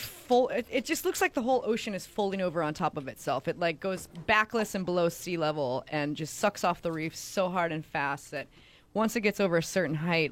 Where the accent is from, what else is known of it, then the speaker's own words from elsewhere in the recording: Kauai, Hawaii, United States; I grew up in Hawaii and I grew up on Kauai